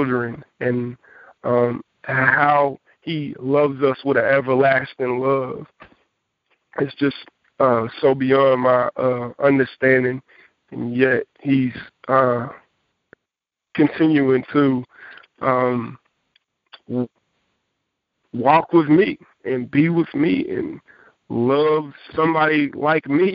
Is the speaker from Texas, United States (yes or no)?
yes; Jacksonville, Texas, United States; I've been pastoring a church in my hometown, Jacksonville, Texas